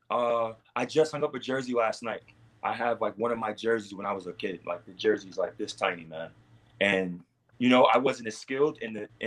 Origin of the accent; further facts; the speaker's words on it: New York City, New York, United States; I'm from Queens. I'm from Queens